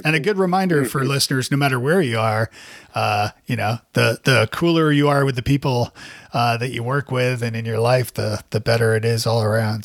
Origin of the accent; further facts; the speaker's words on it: Canada; now in Nashville, United States; as a Canadian too